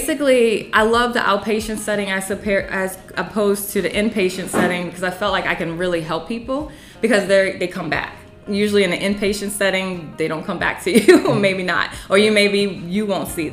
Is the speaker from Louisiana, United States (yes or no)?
yes; New Orleans, Louisiana, United States; moved away as an adult; now in North Carolina, United States; I'm from New Orleans